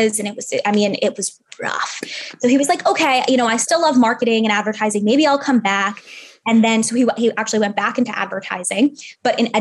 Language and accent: English; New York City, New York, United States; now in San Francisco, United States; I grew up in New York City. Now we live in San Francisco